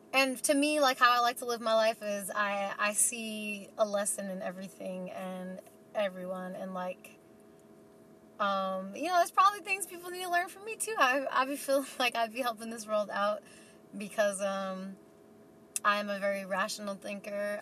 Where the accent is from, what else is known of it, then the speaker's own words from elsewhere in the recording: New York City, New York, United States; moved away as an adult; now in Boise, United States; I was born and raised in New York City